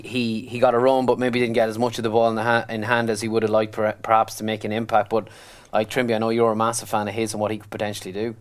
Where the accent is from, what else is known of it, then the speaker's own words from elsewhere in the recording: Ireland; We're Irish